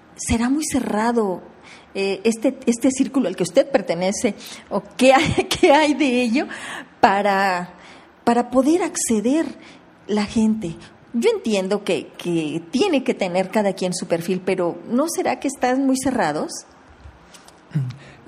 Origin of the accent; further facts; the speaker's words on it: Querétaro, Mexico; yo soy queretana